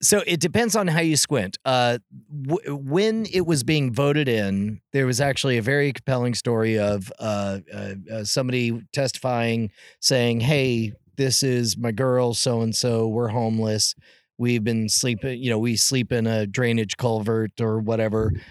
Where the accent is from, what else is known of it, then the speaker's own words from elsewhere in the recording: California, United States; I was born in California